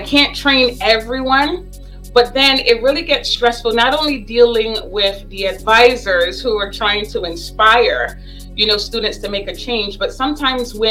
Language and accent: English; New York, United States; also born or lived in Barbados; I grew up in Bed-Stuy.